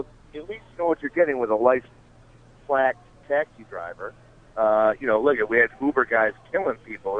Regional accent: East Aurora, New York, United States; it parks right here in my hometown of East Aurora regularly.

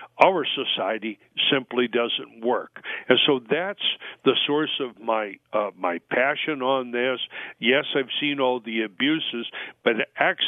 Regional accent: California, United States; I'm a Californian

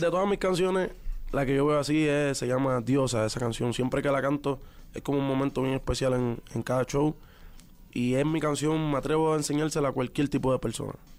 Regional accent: Puerto Rico; los boricuas somos

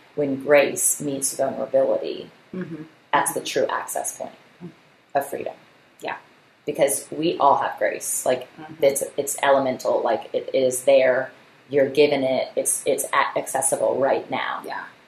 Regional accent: Virginia Beach, Virginia, United States; my hometown city of Virginia Beach

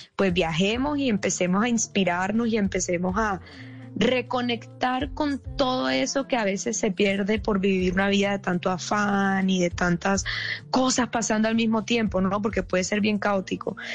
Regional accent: Barranquilla, Atlántico, Colombia; yo soy barranquillera

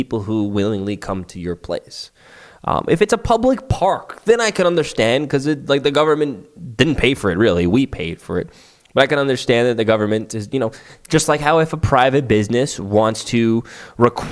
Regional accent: New York City, New York, United States; My hometown of Staten Island is technically part of New York City.

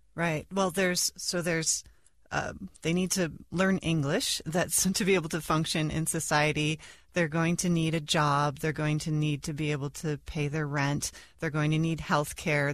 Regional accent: United States; I, as an American

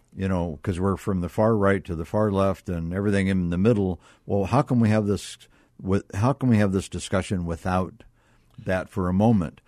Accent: Akron, Ohio, United States; I was raised in Akron, Ohio

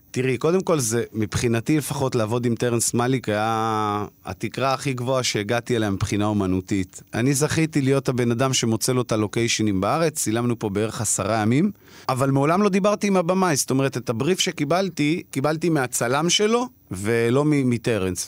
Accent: Israel; אני למזלי גדלתי בפריפריה, רחוק מהמציאות התל אביבית

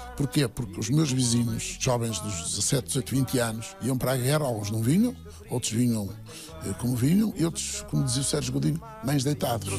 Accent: Vila Nova de Anha, Norte, Portugal; A minha terra faz-me ser feliz, desde logo porque tenho lá todas as minhas raízes. Moro em frente à escola primária onde eu andei

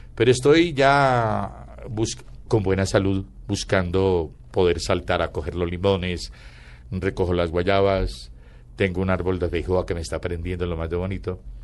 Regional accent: Antioquia, Colombia; accent: paisa; yo soy antioqueño. Entonces quedaba muy paisa

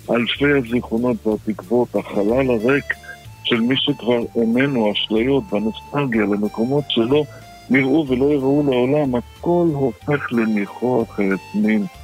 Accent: Baghdad, Baghdad Governorate, Iraq; כן, אני יליד בגדד.

